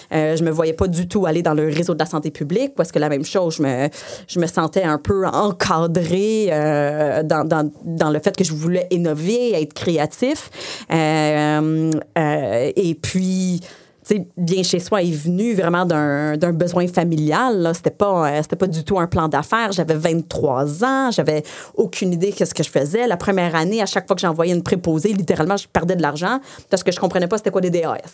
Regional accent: Saint-Bruno, Quebec, Canada; first language English; French is a second language; alors je viens de Saint-Bruno. Euh, euh, j'ai fait toute mon école en anglais. Euh, mes parents sont anglophones.

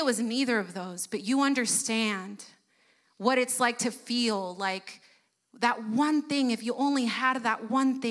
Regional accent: United States; first language Spanish; English is a second language; my parents immigrated to the U.S. before I was born. And so when I was born, Spanish was my first language. English was my second.

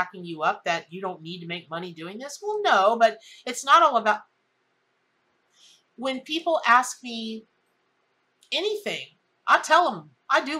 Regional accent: the South, United States; I'm from the South

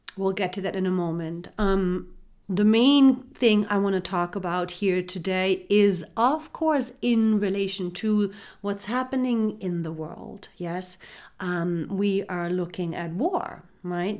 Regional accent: Germany; moved away; I was born and raised in Germany

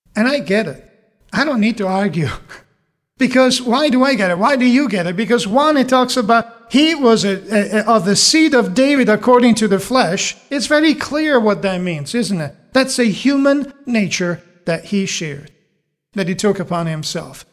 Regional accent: Italy; moved away; I'm, I'm from Italy and over there, at least in the area I grew up

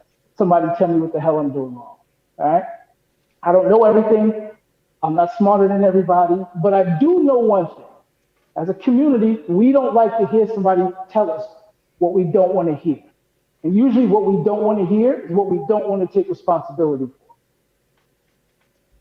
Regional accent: New York City, New York, United States; moved away; also born or lived in Boca Raton, Florida; I've lived in the hood. I'm from Hollis, Queens.

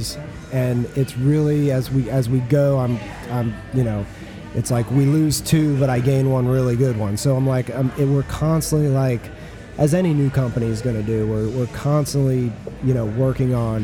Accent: Florida, United States; moved away; I'm from Florida originally, so it's kind of an homage to, you know, where my roots are.

